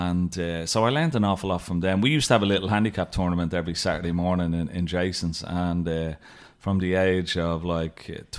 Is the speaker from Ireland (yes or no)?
yes; Dublin, Leinster, Ireland; But, you know, back in the 80s and the 90s, growing up in Dublin, particularly in the 80s, the leagues were very, very strong.